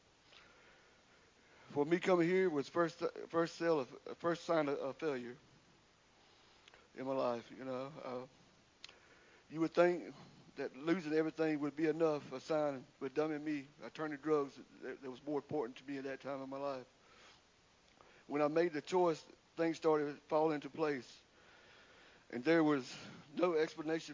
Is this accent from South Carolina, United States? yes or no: yes; Windsor, South Carolina, United States; I'm from Windsor, South Carolina. I have three sisters, Lisa, Alice, and Nancy. We grew up in a normal household